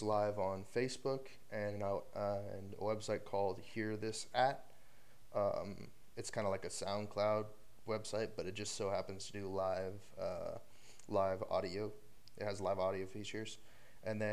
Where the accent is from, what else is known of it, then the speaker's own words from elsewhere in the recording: Austin, Texas, United States; I grew up here in the Austin area